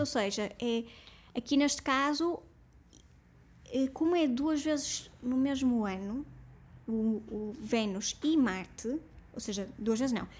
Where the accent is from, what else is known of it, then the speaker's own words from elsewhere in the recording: Portugal; nós como portugueses